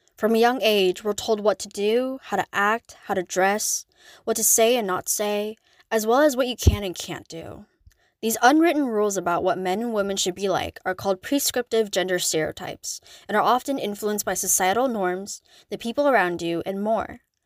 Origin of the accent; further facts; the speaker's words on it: United States; as an Asian American